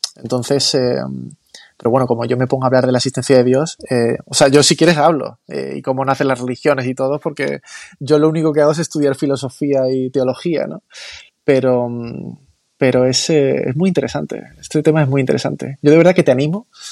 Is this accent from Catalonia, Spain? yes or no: no; Málaga, Andalusia, Spain; yo soy de Málaga capital